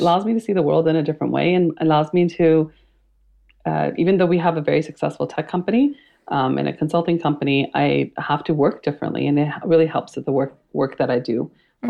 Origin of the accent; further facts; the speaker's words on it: Canada; i was born and raised in canada my parents were immigrants and it um, they immigrated from India